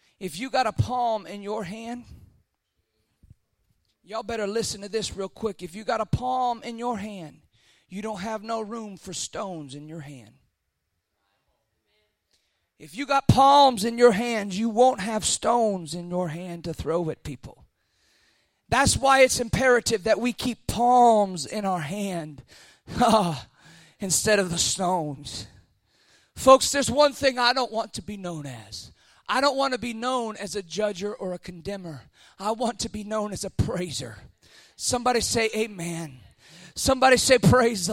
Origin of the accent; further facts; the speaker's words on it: South Florida, United States; I grew up in South Florida